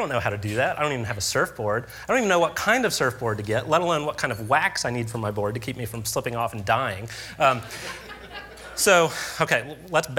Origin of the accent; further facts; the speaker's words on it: Tallahassee, Florida, United States; accent: Southern; moved away as an adult; also born or lived in Wisconsin; now in Kansas, United States; I grew up in Tallahassee, Florida, in the Panhandle